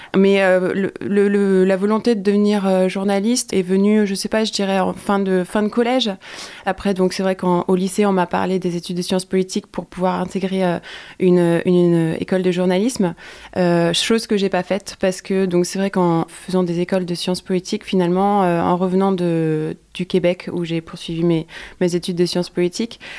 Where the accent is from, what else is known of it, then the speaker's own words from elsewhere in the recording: Quimper, Brittany, France; j'ai grandi à Quimper dans une famille modeste entre guillemets